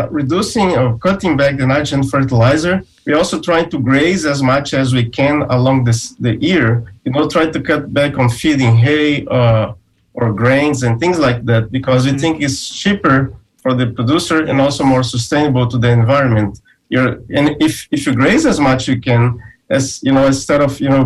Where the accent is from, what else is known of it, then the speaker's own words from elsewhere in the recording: Brazil; now in Florida, United States; I'm originally from Brazil, and I did some work there with silver pasture